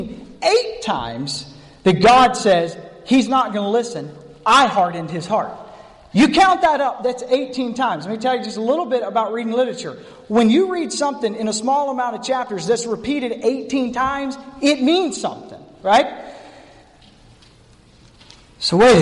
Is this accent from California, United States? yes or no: no; North Carolina, United States; accent: North Carolina; that's my North Carolina Pharaoh.